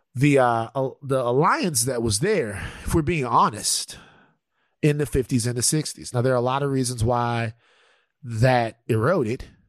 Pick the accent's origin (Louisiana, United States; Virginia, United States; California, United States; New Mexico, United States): Louisiana, United States; I'm a Louisianian